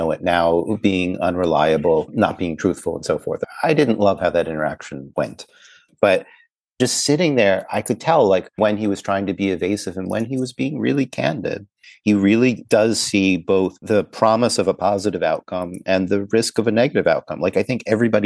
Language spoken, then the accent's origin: English; Baltimore, Maryland, United States; I grew up in Baltimore, not far away from DC